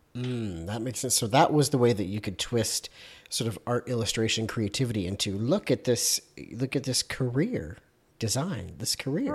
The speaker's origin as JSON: {"language": "English", "country": "Canada", "said": "I'm Canadian"}